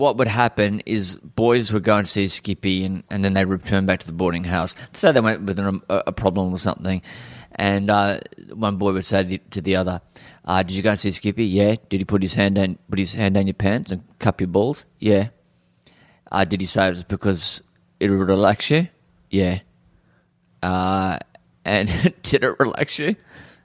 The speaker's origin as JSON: {"language": "English", "town": "Cairns", "region": "Queensland", "country": "Australia", "tie": "born or raised there", "said": "I grew up in Cairns. My parents arrived in Cairns in 71 and I was born in 72"}